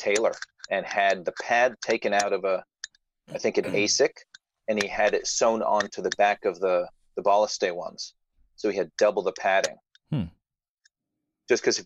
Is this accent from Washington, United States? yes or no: yes; Seattle area, Olympia, Tacoma area, Washington, United States; now in New York City, United States; I grew up in the Seattle area